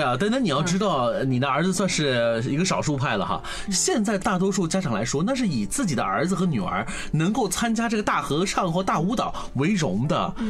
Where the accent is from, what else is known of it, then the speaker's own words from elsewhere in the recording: China; 我们中国人